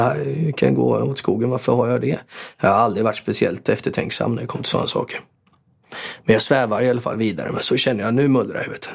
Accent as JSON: {"language": "Swedish", "town": "Borås", "region": "Västra Götaland", "country": "Sweden", "tie": "born or raised there", "said": "Jag var till viss del uppväxt på Norrby och till viss del eh, avskärmad från Norrby för eh, morsan bodde på Sjöbo"}